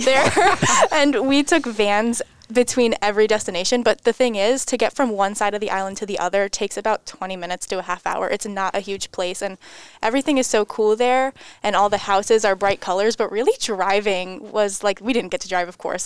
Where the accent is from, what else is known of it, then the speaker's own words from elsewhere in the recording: Enfield, Connecticut, United States; I'm from about an hour north up in Enfield, Connecticut. I went to Enfield High School